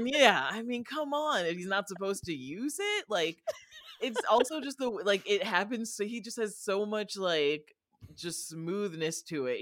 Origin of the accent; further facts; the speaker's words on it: Rockford, Illinois, United States; I'm from Rockford, Illinois, and we have more lead in our water than Flint